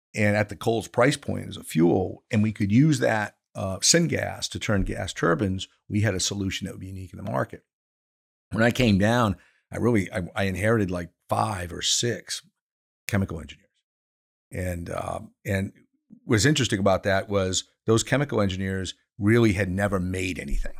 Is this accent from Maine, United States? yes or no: yes; Maine, United States; moved away; also born or lived in Pennsylvania; I am from Maine, so paper mills are important, but, but, uh, to the economy up there